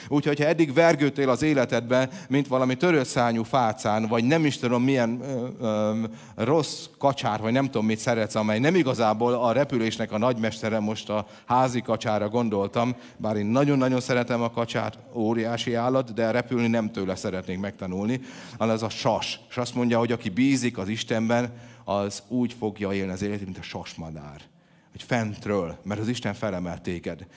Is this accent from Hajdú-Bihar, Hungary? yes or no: no; by the Tisza and Krasna rivers, Szabolcs-Szatmár-Bereg, Hungary; moved away; ahogy én felnőttem, ugye a, a kertünkbe folyt a Tisza, meg a Kraszna